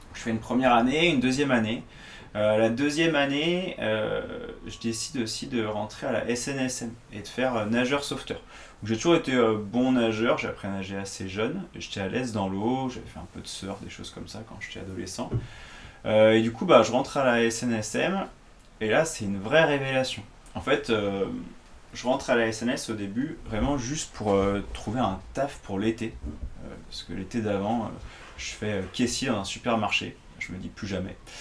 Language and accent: French; Nantes, Pays de la Loire, France; mon entraîneur me parlait d'aller faire les recrutements bah, au FC Nantes, parce que j'étais de Nantes.